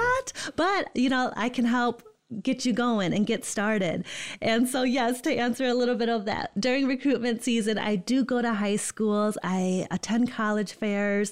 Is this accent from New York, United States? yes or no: no; Holland, Michigan, United States; moved away as an adult; also born or lived in Indiana / East Lansing, Michigan; born and raised in Holland, Michigan